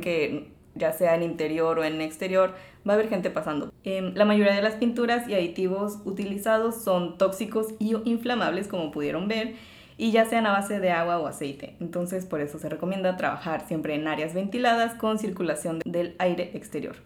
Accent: Mexico; como mexicanos

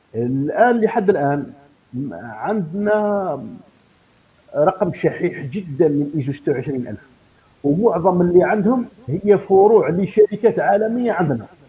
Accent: Algeria; عندنا في الجزائر

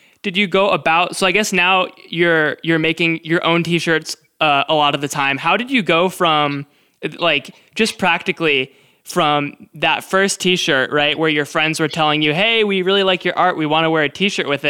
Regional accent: United States; I'm from the States.

